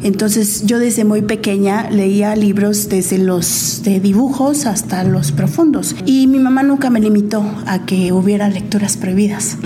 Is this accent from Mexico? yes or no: yes; Morelos, Mexico; en Morelos, sí, porque crecí en Morelos